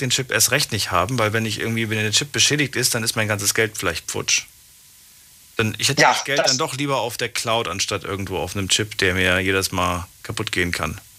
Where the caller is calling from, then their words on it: Ramstein, Rhineland-Palatinate, Germany; Ich bin aus Rammstein.